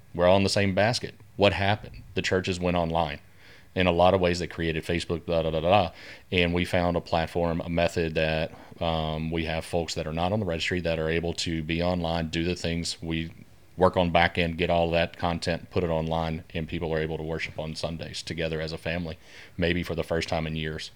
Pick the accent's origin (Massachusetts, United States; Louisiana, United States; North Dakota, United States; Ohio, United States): Louisiana, United States; Keithville; also born or lived in Denver, Colorado; I was born and raised here in the Shreveport area, uh, primarily out in Keithville, south of town, out in the sticks, if you will.